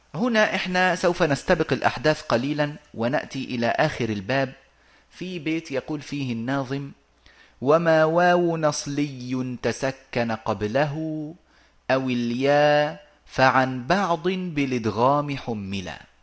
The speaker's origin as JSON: {"language": "Arabic", "country": "Egypt", "also_born_or_lived": "Arabian Peninsula", "moved": "yes", "said": "وعندنا في في مصر"}